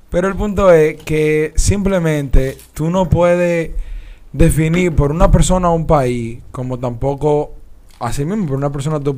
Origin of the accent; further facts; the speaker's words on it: Dominican Republic; Porque somos dominicanos